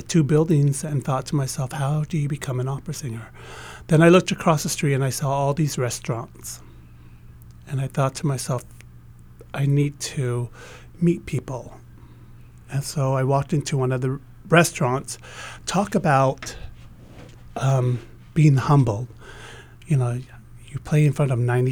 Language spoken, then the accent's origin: English; Salt Lake City, Utah, United States; also born or lived in Tonga / Hawaii; we moved to Salt Lake City, Utah, where I grew up.